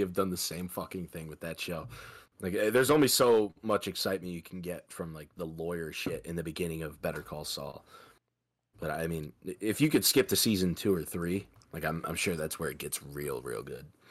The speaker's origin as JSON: {"language": "English", "region": "Midwest", "country": "United States", "said": "I'm from the Midwest"}